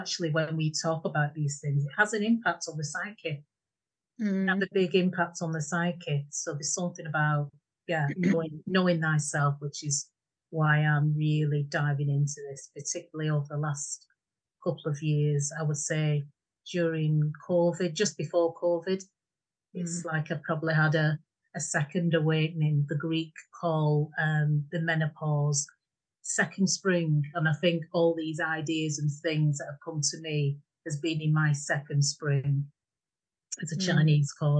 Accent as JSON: {"language": "English", "town": "Bolton", "region": "North West England", "country": "United Kingdom", "tie": "born or raised there", "moved": "as an adult", "lives_now": "Yorkshire, United Kingdom", "said": "I'm from Fred Dibner country, Bolton. So that really set the scene for me. So hence my accent"}